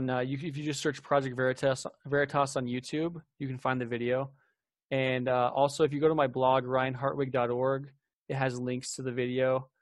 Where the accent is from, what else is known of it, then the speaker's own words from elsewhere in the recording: Mesa, Arizona, United States; And I'm a local here. I grew up in Mesa.